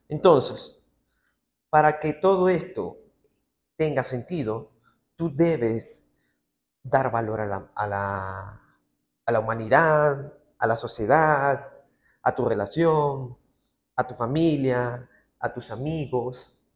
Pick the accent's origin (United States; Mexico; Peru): Peru; como buen peruano que soy, me encanta el picantito de todo esto.